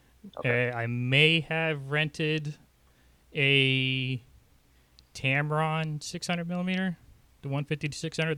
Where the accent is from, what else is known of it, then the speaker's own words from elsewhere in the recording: Nebraska, United States; moved away; also born or lived in southern New Jersey; Growing up in Nebraska